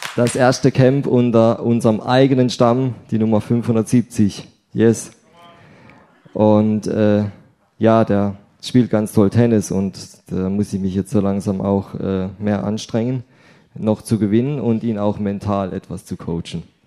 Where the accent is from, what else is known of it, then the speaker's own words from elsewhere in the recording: Rheinau, Baden-Württemberg, Germany; now in Willstätt, Germany; Hallo nach Bische, meine alte Heimat, Rhein-Bischofsheim für das hochdeutsche